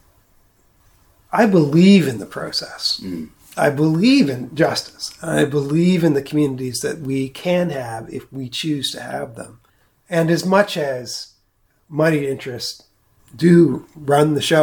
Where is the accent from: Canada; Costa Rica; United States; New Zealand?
Canada; New Brunswick; now in Kentville, Canada; I am from New Brunswick